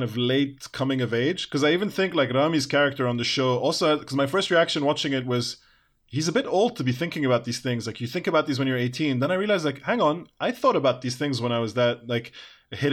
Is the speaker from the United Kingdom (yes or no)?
yes; England, United Kingdom; I grew up in England